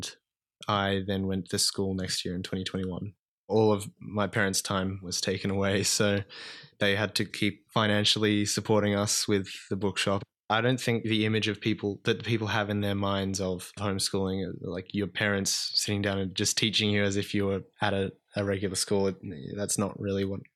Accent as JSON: {"language": "English", "town": "Bega", "region": "New South Wales", "country": "Australia", "tie": "born or raised there", "also_born_or_lived": "Sydney", "said": "I grew up in Bega, but I've spent the past couple of years coming up and down from Bega and Sydney"}